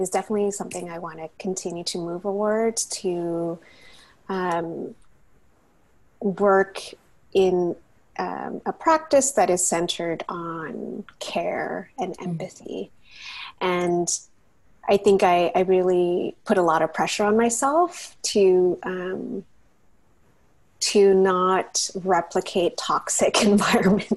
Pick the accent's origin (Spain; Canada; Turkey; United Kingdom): Canada; Burnaby, British Columbia; also born or lived in United States; I grew up in Burnaby in the Lower Mainland.